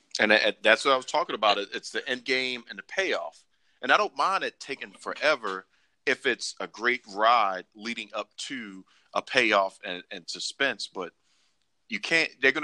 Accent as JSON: {"language": "English", "town": "Silsbee", "region": "Texas", "country": "United States", "said": "and I'm about to beat you down because I'm from Silsbee, Texas."}